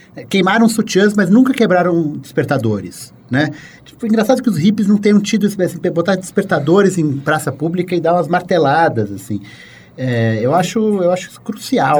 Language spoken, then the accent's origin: Portuguese; São Paulo, Brazil; born or raised there